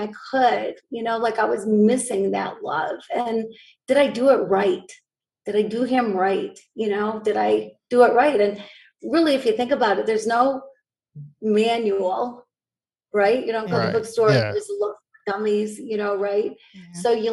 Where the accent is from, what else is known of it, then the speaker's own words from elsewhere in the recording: Grand Rapids, Michigan, United States; this is where I grew up